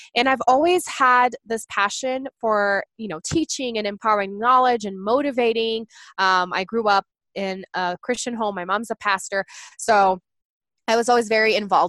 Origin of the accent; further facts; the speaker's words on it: Brazil; English is a second language; moved away as an adult; now in United States; I'm actually from Brazil. I was born there and raised there, and I married an American and moved to the United States in 2010